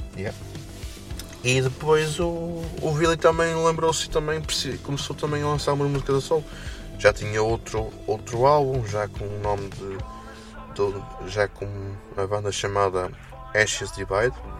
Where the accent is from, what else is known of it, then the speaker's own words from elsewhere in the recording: Felgueiras, Norte, Portugal; sou Felgueiras